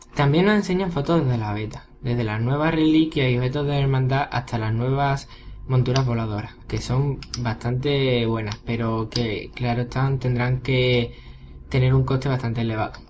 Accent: Seville, Andalusia, Spain; soy un guaguero sevillano

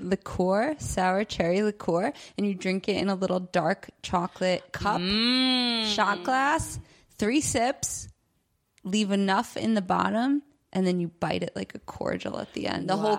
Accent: New York, United States; moved away as an adult; now in Mexico; I'm from New York, but I live in Mexico right now in the winter.

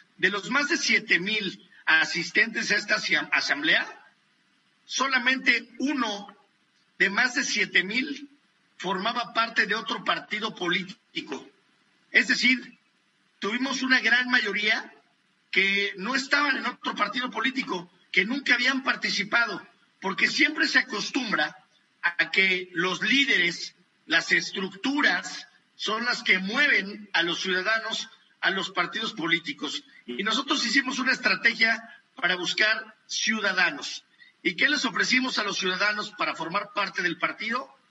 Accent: Mexico; He sido el único eh, mexicano

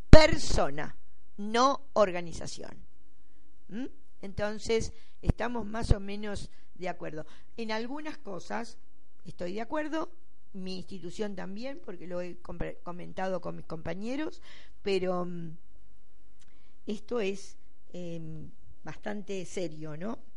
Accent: Venezuela; se minimizó y olvidó que somos venezolanos de piel negra

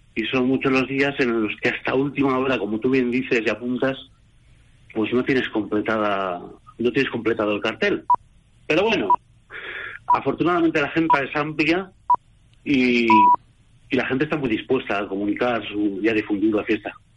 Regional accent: Bilbao, Basque Country, Spain; yo que soy bilbaíno

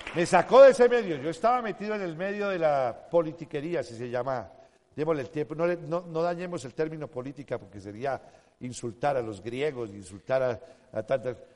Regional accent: Colombia; Nací un 9 de abril en, uno de los aniversarios de la muerte de Jorge Elías el Gaitán

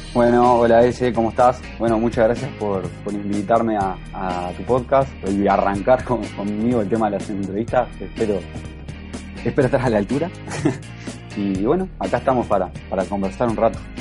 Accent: Ciudad de la Costa, Canelones, Uruguay; now in Montevideo, Uruguay; soy, soy de Uruguay, eh, tengo 28 años y vivo en, Montevideo actualmente, pero en realidad soy, soy de la ciudad de La Costa

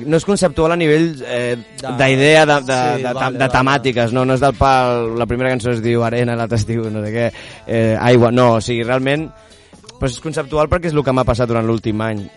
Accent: Sant Pol de Mar, Catalonia, Spain; jo sóc de Sant Pol de Mar

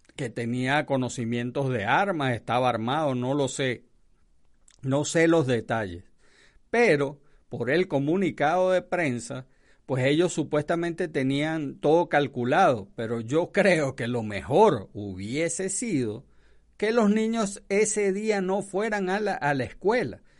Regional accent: Venezuela; moved away; Esto se llama, en mi país, en Venezuela

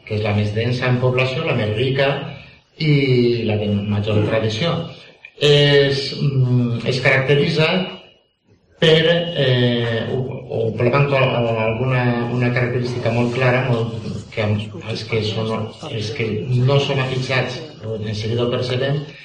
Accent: Valencian Community, Spain; accent: Valencian; first language Valencian; la meva llengua valenciana

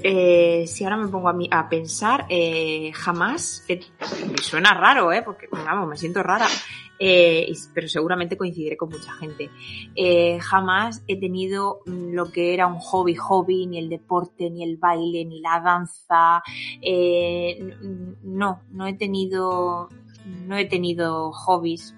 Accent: Alicante province, near Murcia, Valencian Community, Spain; accent: Murcian-influenced deje (mistaken for Andalusian); vivo en un pueblecito de, de la comunidad valenciana, concretamente la provincia de Alicante, aunque estoy más cerquita de Murcia que de Alicante es ese deje que a veces me, me, oís a la hora de hablar

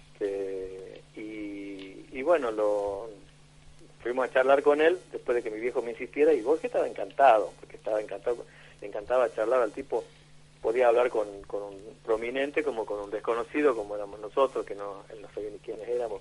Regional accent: Tucumán, Argentina; yo soy de Tucumán

